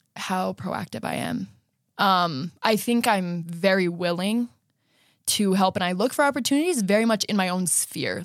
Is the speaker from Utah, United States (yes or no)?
yes; Riverton, Utah, United States; now in Lehi, United States; I'm from Riverton. My parents are still there, and I'm currently living in Lehigh.